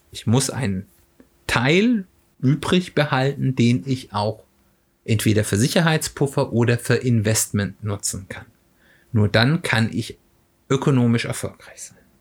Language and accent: German; Germany; als Deutscher